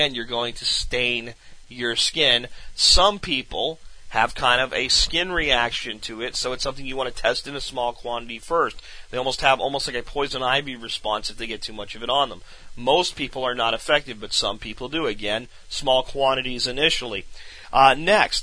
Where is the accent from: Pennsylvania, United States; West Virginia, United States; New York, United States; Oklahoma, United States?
Pennsylvania, United States; moved away; when I was growing up in Pennsylvania